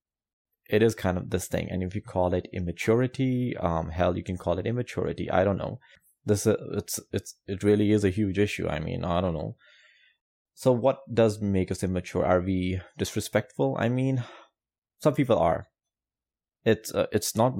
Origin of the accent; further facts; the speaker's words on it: Pakistan; I'm coming from South Asia, Pakistan. Coming from that background, and also Muslim